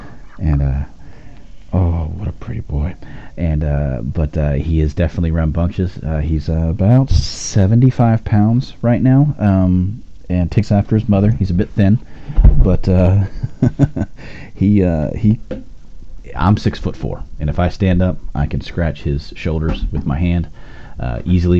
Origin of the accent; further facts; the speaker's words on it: Austin, Texas, United States; I'm from Austin, Texas